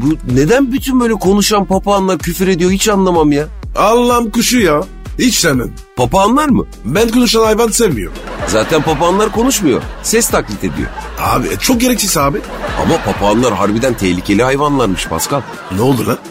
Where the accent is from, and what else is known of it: Turkey